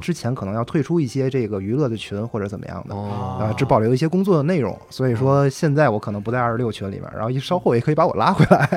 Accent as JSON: {"language": "Chinese", "region": "Tianjin", "country": "China", "said": "我是天津人"}